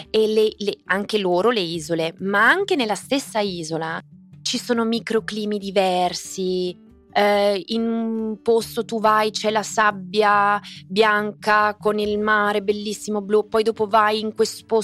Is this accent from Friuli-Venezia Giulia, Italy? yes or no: yes; Friuli-Venezia Giulia, Italy; moved away; Friuli Venezia Giulia, che è la mia terra, L'amo da morire, ogni tot ho bisogno di andare a respirare e trarre dalle radici l'energia proprio della mia terra, quindi il Friuli rimane assolutamente il mio posto più amorevole.